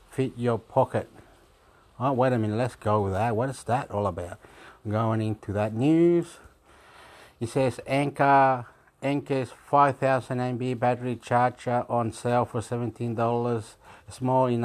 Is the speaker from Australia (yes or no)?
yes; Australia; I am from Australia.